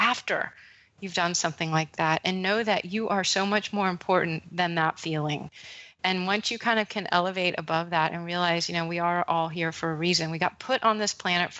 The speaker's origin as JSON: {"language": "English", "region": "Texas", "country": "United States", "tie": "born or raised there", "said": "I grew up with in Texas"}